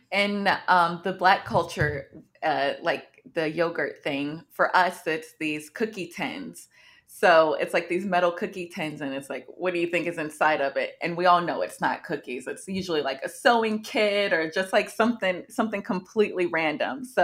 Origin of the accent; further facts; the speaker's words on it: United States; I'm Black American, so you know, like all my grandparents and stuff were born here for the most part.